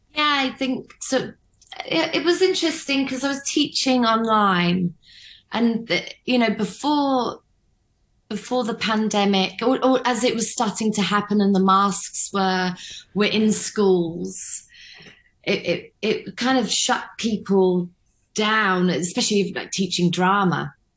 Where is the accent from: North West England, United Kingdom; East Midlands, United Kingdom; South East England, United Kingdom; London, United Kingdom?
London, United Kingdom; now in Hong Kong; back in London, where I'm from